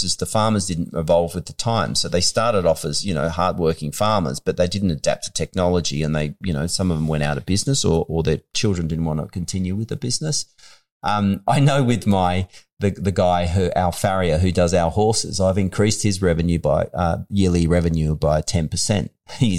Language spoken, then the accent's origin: English; Western Australia, Australia; moved away; was born in the country.